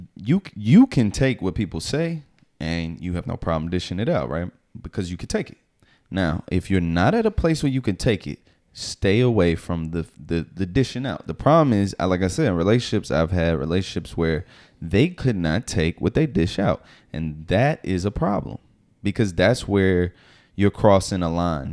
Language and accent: English; the South, United States; now in New York, United States; I'm from the South